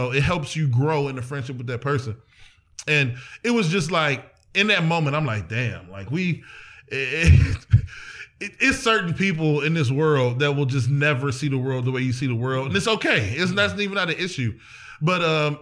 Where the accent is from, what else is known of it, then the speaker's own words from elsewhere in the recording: East Cleveland, Ohio, United States; also born or lived in Erie, Pennsylvania; I was straight from East Cleveland to Erie